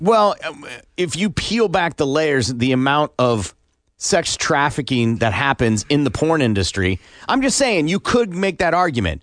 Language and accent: English; Iowa, United States; also born or lived in Kansas City; now in Tulsa, United States; I grew up in Iowa, lived most of my life growing up there.